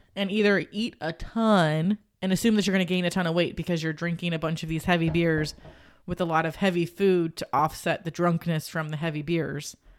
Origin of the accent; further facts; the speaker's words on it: Cincinnati, Ohio, United States; I grew up on Gold Star. There was Gold Star by my grandma's house